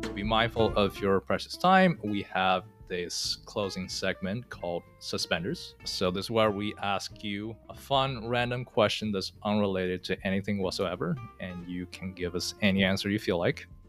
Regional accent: China; moved away; I'm from China. I grew up in the city

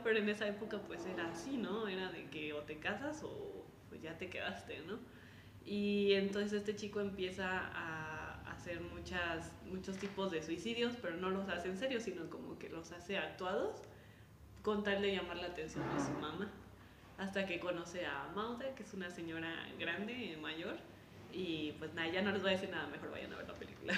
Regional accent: Mexico; como mexicanos

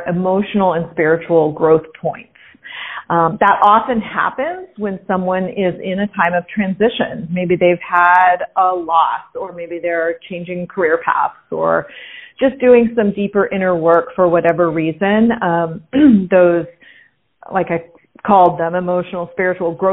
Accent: Pasadena, California, United States; moved away as an adult; also born or lived in Italy; I was born and raised in Pasadena, California

